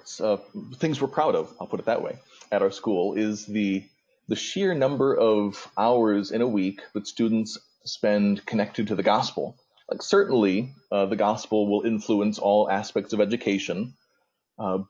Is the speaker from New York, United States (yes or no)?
no; DeKalb, Illinois, United States; now in Nashville, Illinois, United States; back when I grew up in northern Illinois, I'm from DeKalb, Illinois